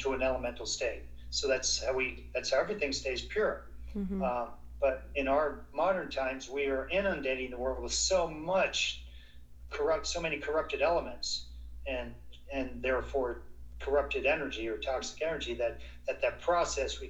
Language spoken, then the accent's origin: English; South Florida, United States; I grew up in Florida, in South Florida.